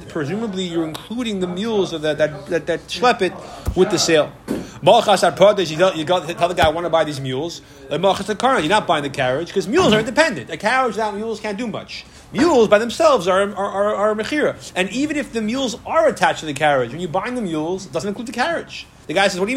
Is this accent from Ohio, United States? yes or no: no; Syracuse, New York, United States; I grew up in Syracuse